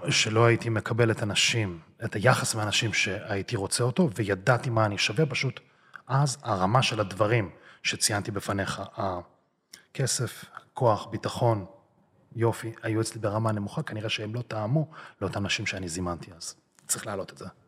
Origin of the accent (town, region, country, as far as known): Israel; born or raised there; also born or lived in Russia